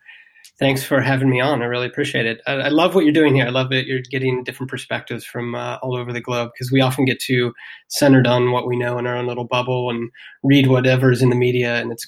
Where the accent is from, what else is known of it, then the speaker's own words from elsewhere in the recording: Ohio, United States; moved away as an adult; also born or lived in New York City / San Francisco / Amsterdam / London; now in Berlin, Germany; So I was born in Ohio and, lived most of my life there. Moved to New York City, San Francisco, and then had the chance to transfer over to Amsterdam, of all places.